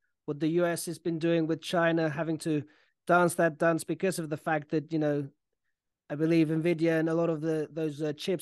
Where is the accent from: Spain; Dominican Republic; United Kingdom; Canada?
Spain; Barcelona, Catalonia; moved away; I'm not in Spain right now, but originally I was born and raised in Barcelona